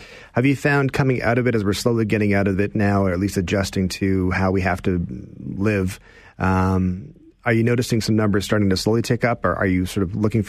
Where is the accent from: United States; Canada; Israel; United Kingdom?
Canada; Stratford, Ontario; I say I'm from Stratford